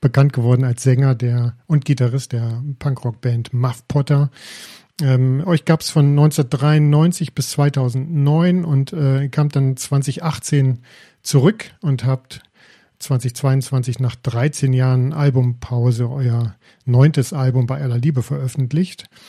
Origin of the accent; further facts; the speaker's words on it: near Detmold, North Rhine-Westphalia, Germany; Ich bin aus der Nähe von Detmold